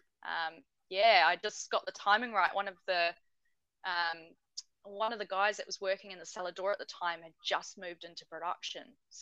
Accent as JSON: {"language": "English", "country": "New Zealand", "also_born_or_lived": "Norway", "moved": "yes", "lives_now": "Tasmania, Australia", "said": "being a New Zealander"}